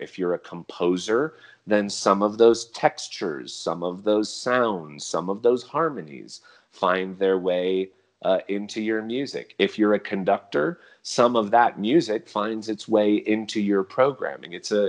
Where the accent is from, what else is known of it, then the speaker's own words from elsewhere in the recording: United States; I'm an American orchestral musician.